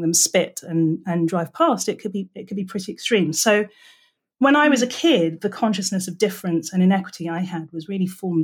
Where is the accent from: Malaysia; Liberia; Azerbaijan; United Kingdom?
United Kingdom; England; moved away as an adult; now in California, United States; I am English.